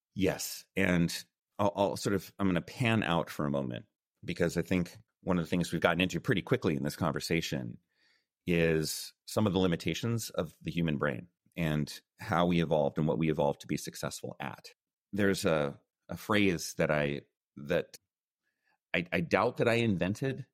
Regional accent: United States; first language English; moved away as an adult; also born or lived in China; I was born and raised in the United States

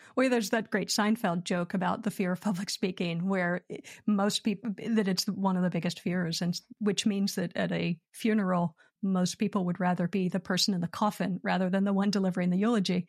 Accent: Philadelphia, Pennsylvania, United States; moved away as an adult; also born or lived in Los Angeles; now in United Kingdom; I'm born and raised in Philadelphia

